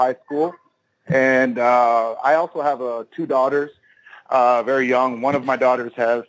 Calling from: Austin, Texas, United States; I'm calling from Austin, Texas.

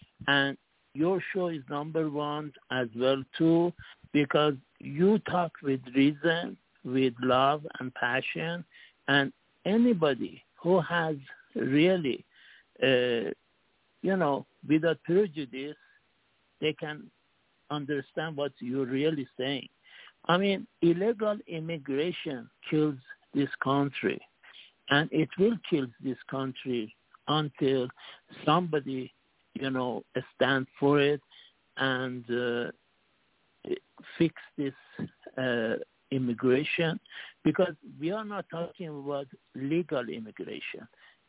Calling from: Singapore; from Singapore.

